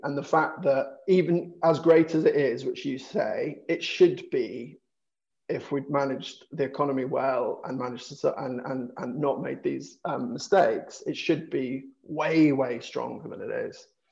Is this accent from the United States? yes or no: no; Dorset, South West England, United Kingdom; I'm uh, uh, from from the south, I guess, was born and I grew up in Dorset